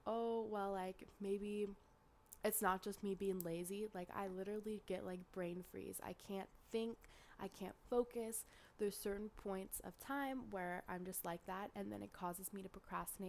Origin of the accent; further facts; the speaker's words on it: Northern California, United States; accent: Northern California; my Northern California accent